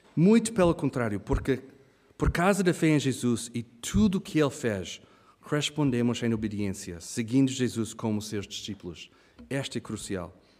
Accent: Kenya; moved away; eu e a Hannah, nós crescemos no Quênia, África

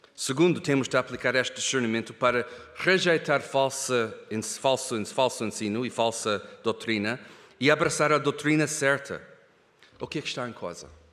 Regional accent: Kenya; moved away; o privilégio de crescer na África, no Quênia, eu e a Hannah. Nós crescemos longe daqui, na África

